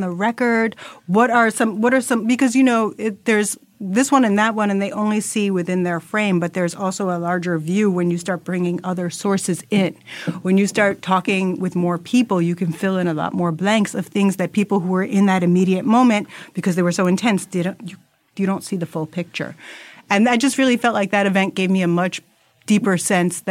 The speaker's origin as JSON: {"language": "English", "region": "New York", "country": "United States", "said": "as a New Yorker"}